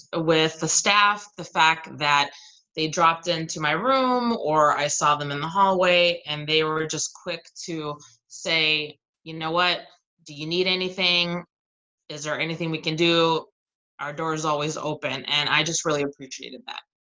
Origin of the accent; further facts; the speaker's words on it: United States; moved away as an adult; also born or lived in Southern California / Arizona; now in Michigan, United States; I grew up in Southern California